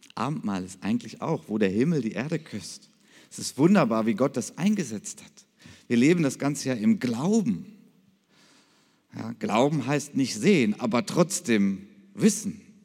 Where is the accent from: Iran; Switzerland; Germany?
Germany; Krefeld, North Rhine-Westphalia; ich komme aus Krefeld